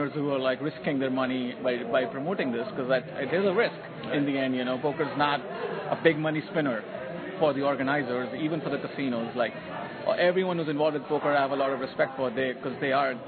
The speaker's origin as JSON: {"language": "English", "country": "India", "tie": "born or raised there", "moved": "as an adult", "lives_now": "United States", "said": "I'm an Indian. I was born in India"}